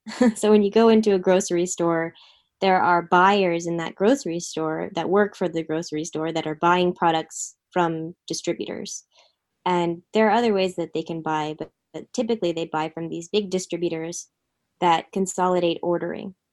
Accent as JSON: {"language": "English", "town": "Philadelphia", "region": "Pennsylvania", "country": "United States", "tie": "born or raised there", "also_born_or_lived": "San Francisco", "moved": "as an adult", "said": "I moved to San Francisco from Philadelphia area where I grew up."}